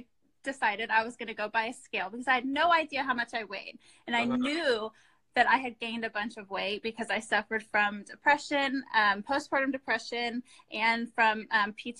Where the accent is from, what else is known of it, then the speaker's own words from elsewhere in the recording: Austin, Texas, United States; here in Texas, where I'm from. I'm from Austin.